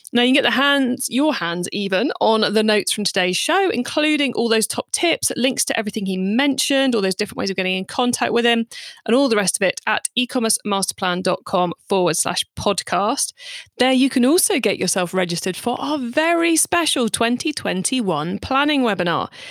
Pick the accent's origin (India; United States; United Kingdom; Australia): United Kingdom; I'm British